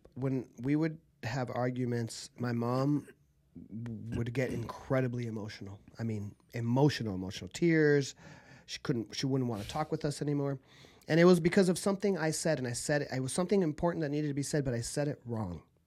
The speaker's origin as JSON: {"language": "English", "region": "Southern California", "country": "United States", "tie": "born or raised there", "also_born_or_lived": "Argentina", "said": "I grew up in Southern California."}